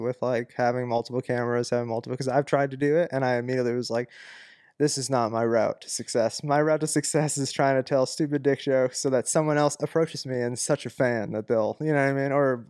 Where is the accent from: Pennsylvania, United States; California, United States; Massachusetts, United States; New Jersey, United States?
Massachusetts, United States; I was a vegan because I was from Massachusetts